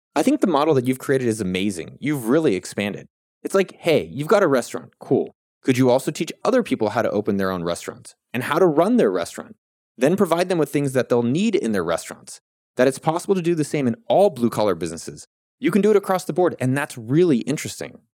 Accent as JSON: {"language": "English", "region": "California", "country": "United States", "tie": "born or raised there", "said": "I grew up in California."}